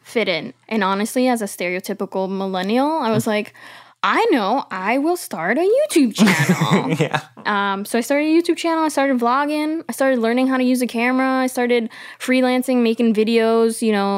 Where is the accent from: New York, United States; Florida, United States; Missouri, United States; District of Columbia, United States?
New York, United States; New York City; I'm Colombian Peruvian. I grew up in Queens, New York, in a predominantly white neighborhood to immigrant parents.